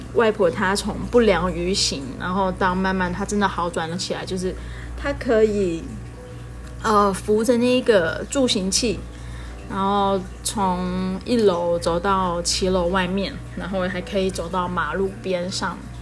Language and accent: Chinese; Taiwan; 跟我一样是从小在台湾长大的孩子